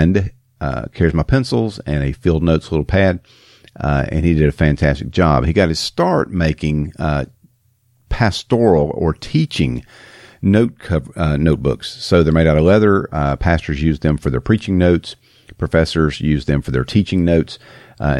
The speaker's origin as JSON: {"language": "English", "country": "United States", "tie": "born or raised there", "said": "I grew up in America"}